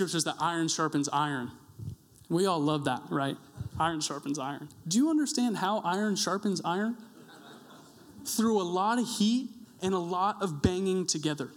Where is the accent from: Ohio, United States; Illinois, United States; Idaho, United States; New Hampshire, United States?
Idaho, United States; Coeur d'Alene; I'm from Coeur d'Alene